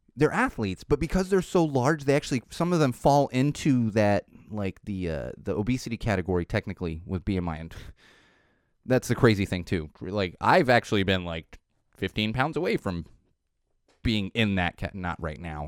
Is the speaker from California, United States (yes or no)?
yes; San Diego, California, United States; growing up in San Diego